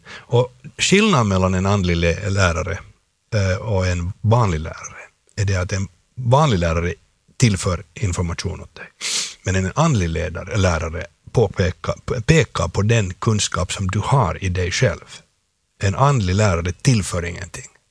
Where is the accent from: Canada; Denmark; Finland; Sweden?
Finland; jag är en finlandssvensk eh, skådespelare